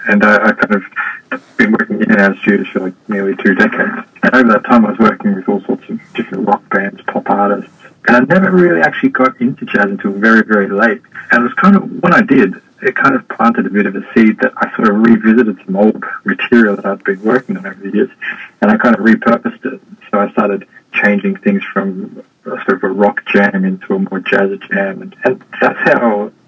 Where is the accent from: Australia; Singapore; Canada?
Australia; Melbourne, Victoria; moved away as an adult; also born or lived in Sydney; now in Hong Kong; I'm from Australia. I grew up in Melbourne, spent most of my working career in Sydney